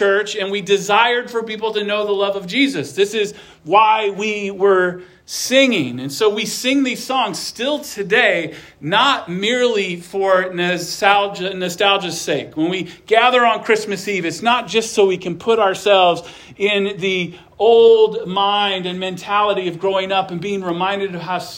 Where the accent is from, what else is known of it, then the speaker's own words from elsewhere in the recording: Omaha, Nebraska, United States; moved away; Growing up in Omaha